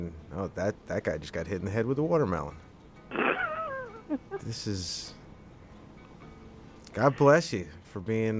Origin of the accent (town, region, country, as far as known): New Jersey, United States